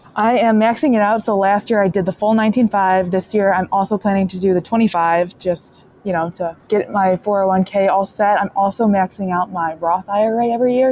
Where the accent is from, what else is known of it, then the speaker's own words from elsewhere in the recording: Michigan, United States; I'm from Michigan and I work in the automotive industry